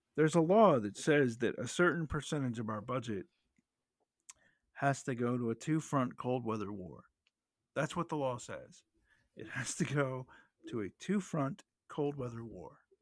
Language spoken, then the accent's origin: English; United States; as an American